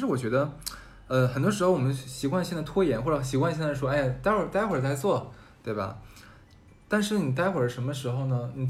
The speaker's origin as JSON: {"language": "Chinese", "town": "Harbin", "region": "Heilongjiang", "country": "China", "said": "整我是黑龙江人嘛，我黑龙江我除了大庆，我是哈尔滨人，我大庆我去过，其他黑龙江任何地方我没去过。"}